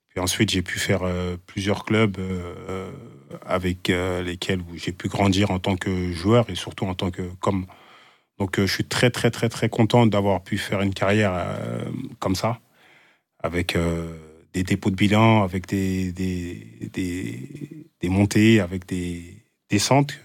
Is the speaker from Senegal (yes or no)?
no; Évreux, Normandy, France; now in Rodez, France; je suis parti de, d'Evreux, d'une petite banlieue